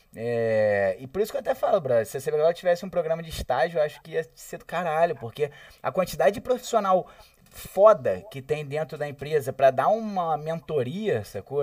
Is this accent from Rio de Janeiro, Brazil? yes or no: yes; Rio de Janeiro, Brazil; eu sou carioca